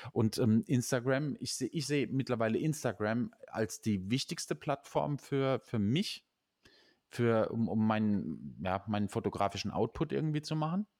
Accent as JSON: {"language": "German", "town": "Nussloch", "region": "Baden-Württemberg", "country": "Germany", "said": "Ich sah aus Nussloch"}